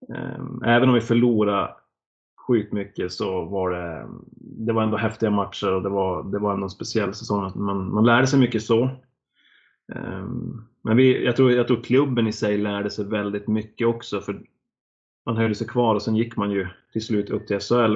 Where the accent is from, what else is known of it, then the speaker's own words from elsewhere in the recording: Norrland, Sweden; moved away as an adult; also born or lived in Blekinge; som norrlänning kommer ner till Blekinge